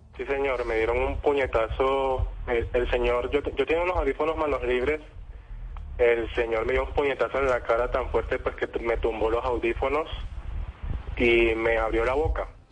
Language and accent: Spanish; Colombia; ingresando al país pues como colombiano